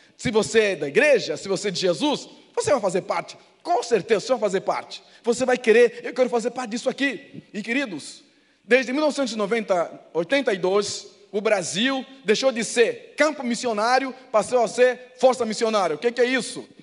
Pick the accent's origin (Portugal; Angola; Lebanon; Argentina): Angola; now in Brazil